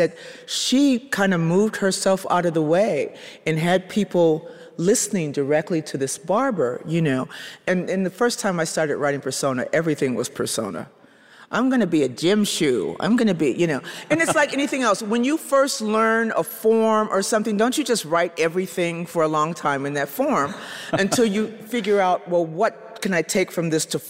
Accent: Chicago, Illinois, United States; moved away; I'm originally from Chicago

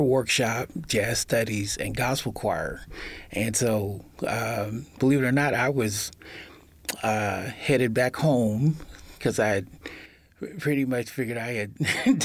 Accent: Peoria, Illinois, United States; moved away as an adult; now in Birmingham, United States; My hometown is Peoria, Illinois. I've been in Birmingham for about 35 years

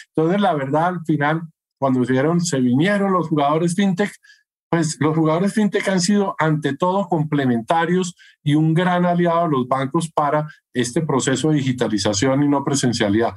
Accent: Colombia

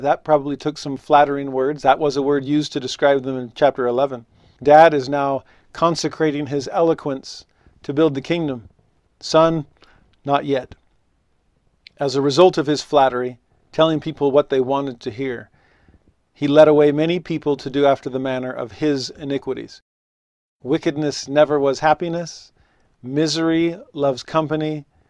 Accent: Los Angeles, California, United States; moved away as an adult; also born or lived in Tennessee; now in Utah, United States; growing up in Los Angeles, I was a religious minority.

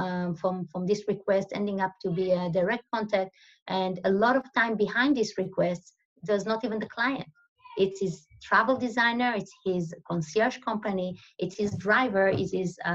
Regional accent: Israel; moved away as an adult; also born or lived in Tel Aviv; now in Switzerland; I'm originally from Israel

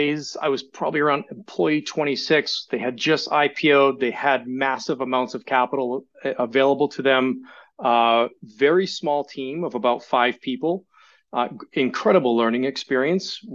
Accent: Sabattus, Maine, United States; I grew up in Sebattis, Maine

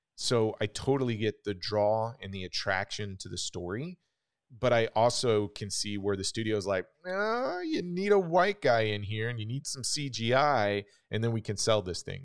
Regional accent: Wichita, Kansas, United States; when I was growing up in Wichita, Kansas

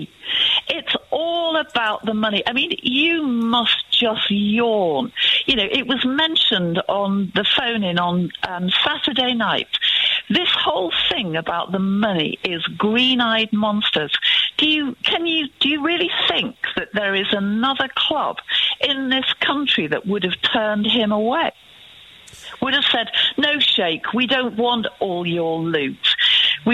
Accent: Manchester, North West England, United Kingdom; I grew up in Mossside.

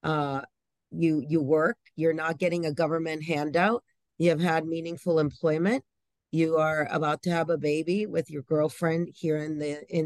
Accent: Panama; now in United States; I am originally from Panama. My family, a lot of them are still there.

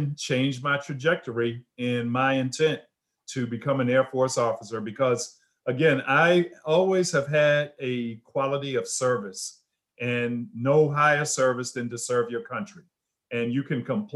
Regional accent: Washington, District of Columbia, United States; also born or lived in Atlanta; now in Charlotte, United States; I'm a native of Washington, D.C., grew up in Anacostia

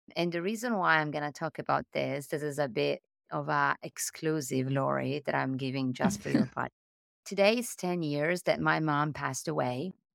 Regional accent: Italy; accent: Italian; English is a second language; moved away as an adult; also born or lived in Milan, Italy / Paris, France; I'm Italian, as you can tell from my accent

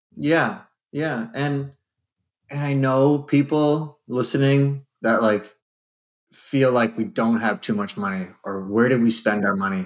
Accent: Canada

